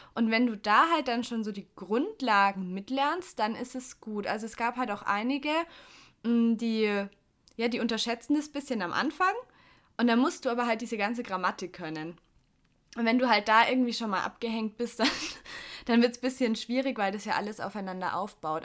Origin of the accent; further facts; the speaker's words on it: Augsburg, Bavaria, Germany; bin ich aufs Gymnasium gekommen in Augsburg